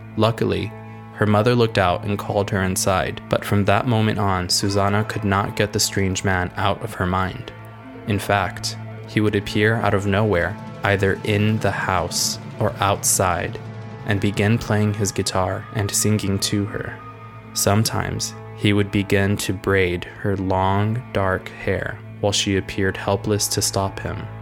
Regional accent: Rio Grande Valley, South Texas, United States; I'm from the Rio Grande Valley, which is very deep South Texas, and it's always hot here.

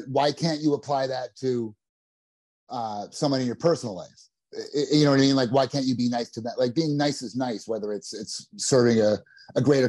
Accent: New Jersey, United States; I'm from New Jersey

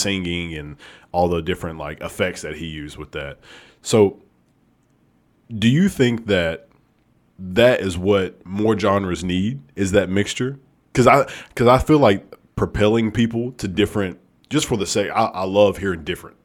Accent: Alabama, United States; I'm actually from Alabama

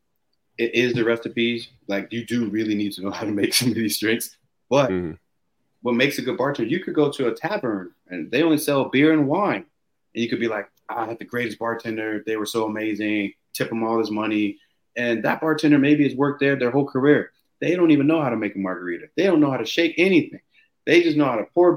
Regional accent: Herndon, Virginia, United States; moved away as an adult; also born or lived in Bar Harbor, Maine; now in Norway; I grew up in Herndon, Virginia, but I never really had been in the Northeast

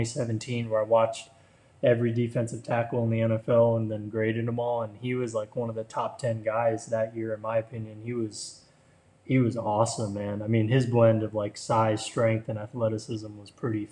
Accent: Florida, United States; I grew up in Florida

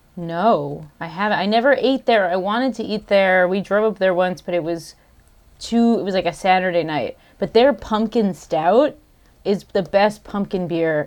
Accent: Southern Connecticut, United States; also born or lived in Hudson Valley / Oregon / Boston / Vermont; I grew up in Southern Connecticut

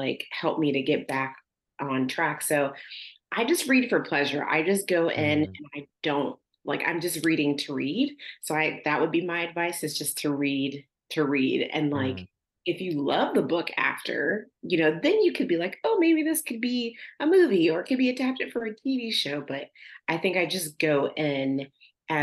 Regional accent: Youngstown, Ohio, United States; moved away; I have really good memories of growing up there

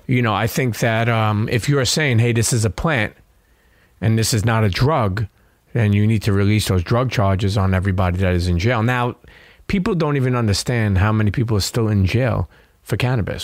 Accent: New York City, New York, United States; I grew up in Brooklyn

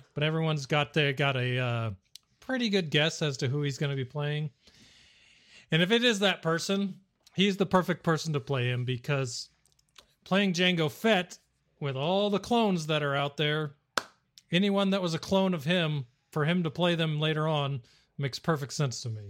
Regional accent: Arizona, United States; I'm from Arizona

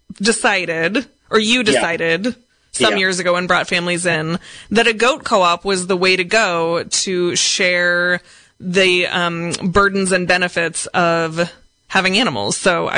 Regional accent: Seattle, Washington, United States; moved away; I grew up in Seattle

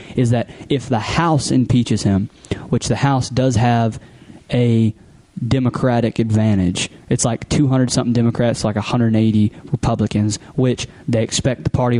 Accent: Texas, United States; I'm from Texas, lived here my whole life

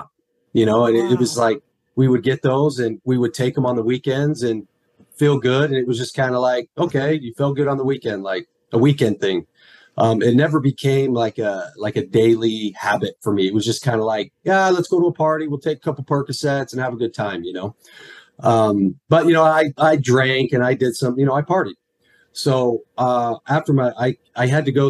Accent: Mesa, Arizona, United States; I grew up right here in Mesa, Arizona. It's my hometown

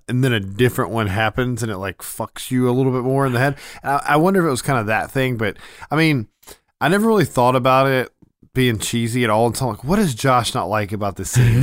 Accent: Memphis, Tennessee, United States; we're from Memphis

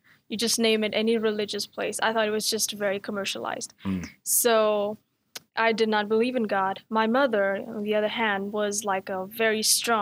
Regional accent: New Delhi, Delhi, India; first language Hindi; English is a second language; moved away as an adult; now in Dallas, United States; I'm from New Delhi, India

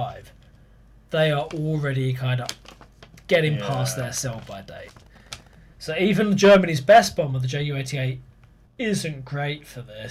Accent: Birmingham, West Midlands, United Kingdom; we're from Birmingham.

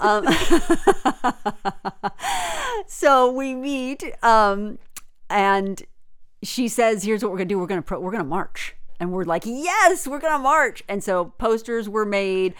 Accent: United States; there were two Americans, me and another girl

